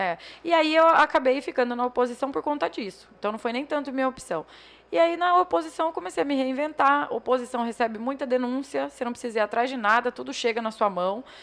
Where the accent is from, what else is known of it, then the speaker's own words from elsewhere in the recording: Juara, Mato Grosso, Brazil; Eu nasci lá em Joara